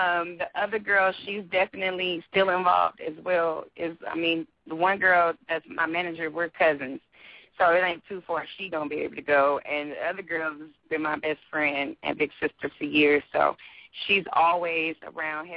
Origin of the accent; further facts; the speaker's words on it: St. Louis, Missouri, United States; I'm from the Midwest